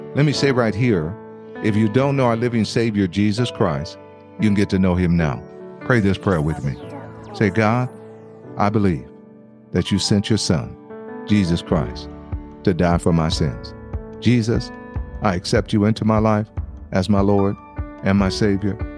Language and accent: English; United States; as an American